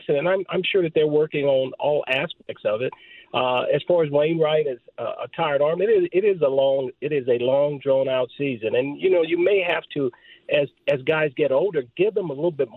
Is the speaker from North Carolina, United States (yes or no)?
no; Southern California, United States; growing up in Southern California